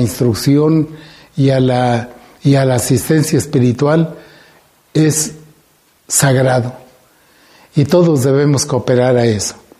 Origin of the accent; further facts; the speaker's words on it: Guanajuato, Mexico; como mexicanos, como guanajuatenses